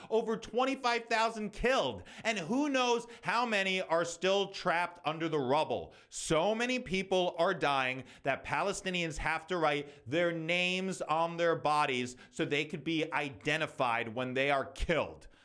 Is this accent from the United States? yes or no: yes; United States; As an American